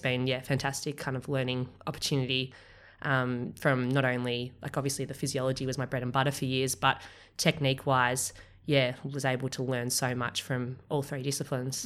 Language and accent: English; Australia; I'm Australian